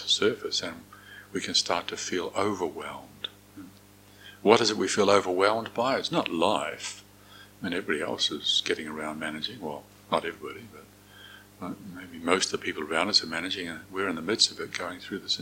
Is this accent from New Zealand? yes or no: yes; Moranville, North Island, New Zealand; I was growing up in Moranville, a small rural town in the North Island of New Zealand